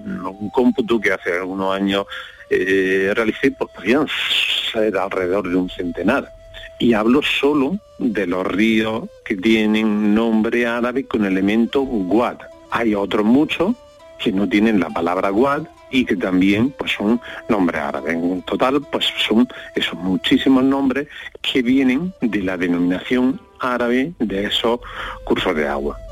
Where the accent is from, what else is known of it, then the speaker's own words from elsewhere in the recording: Jaén, Andalusia, Spain; en mi pueblo de pequeño, en Jaén